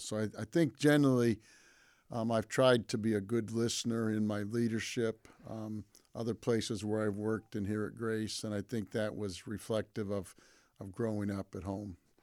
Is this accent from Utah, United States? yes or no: no; Pontiac, Michigan, United States; I grew up in Pontiac, Michigan